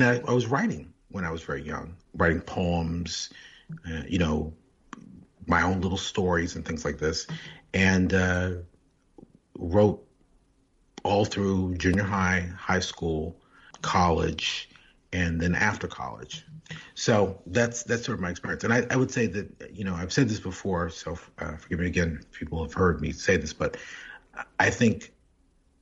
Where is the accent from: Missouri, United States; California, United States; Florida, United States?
Missouri, United States; St. Louis; moved away; Born and reared in St. Louis, Missouri